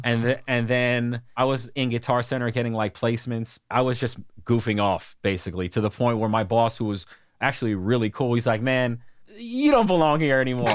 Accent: New York, United States; moved away as an adult; I grew up in New York

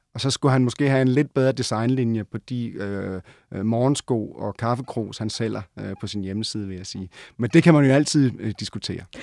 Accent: Odense, Southern Denmark, Denmark; moved away; also born or lived in Copenhagen; lige da jeg var flyttet til København. Jeg var fra Odense.

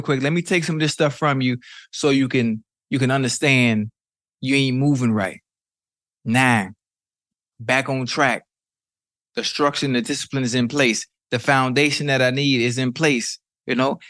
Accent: Miami, Florida, United States; I'm from Miami. I'm from Liberty City

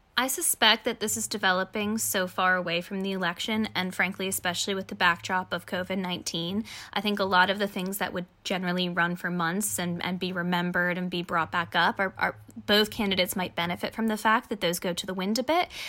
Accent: United States; As an American

